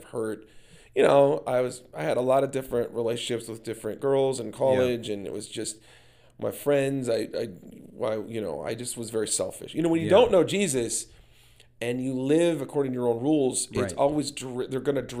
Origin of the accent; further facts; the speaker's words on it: Minnesota, United States; I said, well, I've lived a lot of places, but I'm originally from Minnesota. Love it. Small community.